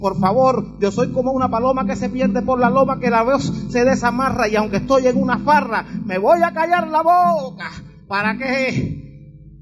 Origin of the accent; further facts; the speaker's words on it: Havana, Cuba; vengo desde La Habana